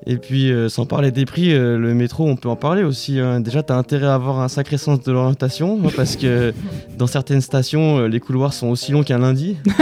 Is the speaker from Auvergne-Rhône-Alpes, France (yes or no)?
yes; Lyon, Auvergne-Rhône-Alpes, France; moved away as an adult; now in Paris, France; je suis parisien que depuis quelques mois. Et donc, oui, je viens de Lyon.